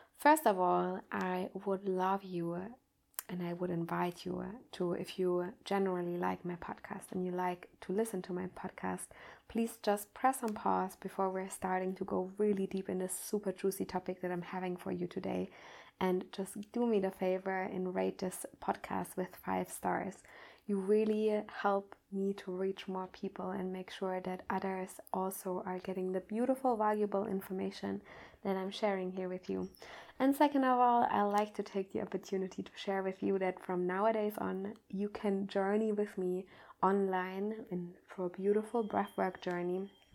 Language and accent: English; Germany; I'm coming from Germany